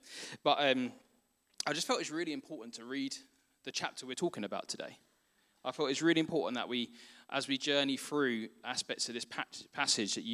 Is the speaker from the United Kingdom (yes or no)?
yes; London, United Kingdom; I grew up in Northeast London